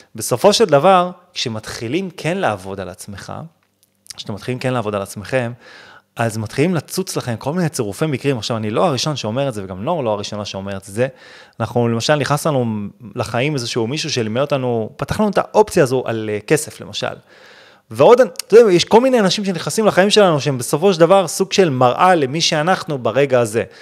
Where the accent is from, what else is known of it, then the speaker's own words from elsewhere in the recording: Israel; אנחנו ישראלים